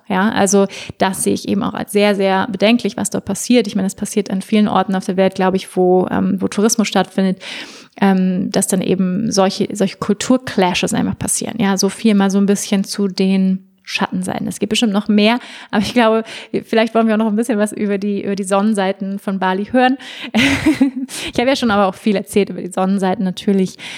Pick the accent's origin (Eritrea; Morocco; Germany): Germany; bei uns in Deutschland